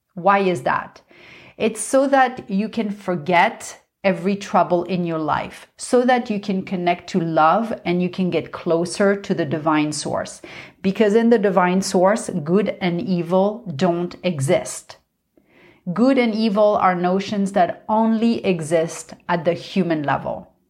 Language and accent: English; Paris, Île-de-France, France; I grew up in Paris